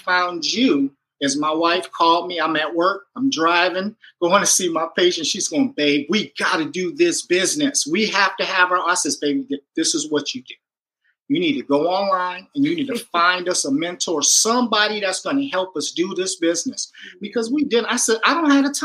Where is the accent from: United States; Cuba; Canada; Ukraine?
United States; Michigan; moved away as an adult; now in California, United States; we're both from Michigan, Michiganders.